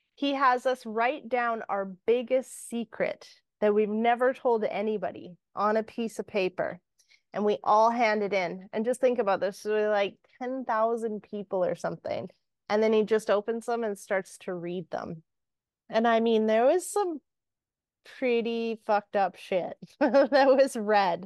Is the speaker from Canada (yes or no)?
yes; Canada; we're Canadian. So a lot of what we hear is um, that, you know, sorry. And anyone that's not from Canada is going to laugh at the way I say sorry